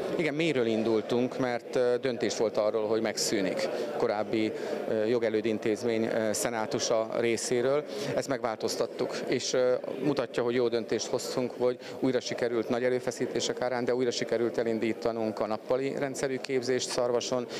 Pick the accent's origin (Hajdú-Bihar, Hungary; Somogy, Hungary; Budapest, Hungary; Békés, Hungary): Békés, Hungary; én Békés megyei vagyok